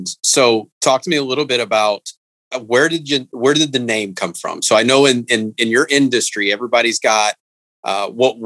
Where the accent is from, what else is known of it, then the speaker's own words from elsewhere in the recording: Indiana, United States; I grew up in Indiana